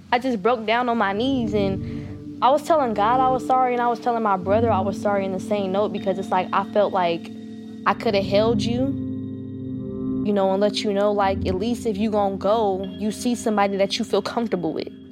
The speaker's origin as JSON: {"language": "English", "town": "Oakland", "region": "California", "country": "United States", "said": "I'm from East Oakland, California."}